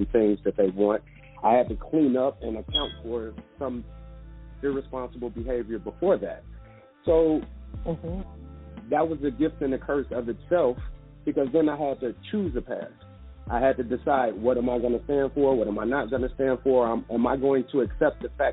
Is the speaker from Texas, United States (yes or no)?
no; Chicago, Illinois, United States; growing up in Chicago